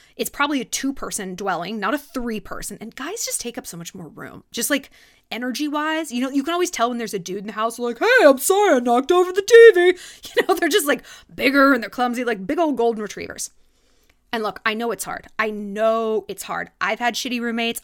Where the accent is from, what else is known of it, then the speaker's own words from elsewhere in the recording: California, United States; moved away; also born or lived in New York; growing up in California